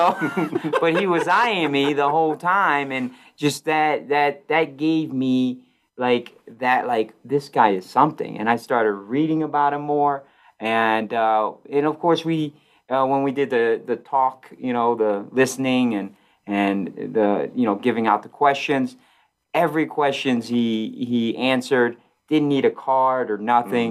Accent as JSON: {"language": "English", "town": "Oneida", "region": "New York", "country": "United States", "tie": "born or raised there", "also_born_or_lived": "Brazil", "moved": "as an adult", "lives_now": "Colorado, United States", "said": "I grew up in Oneida, Syracuse and area."}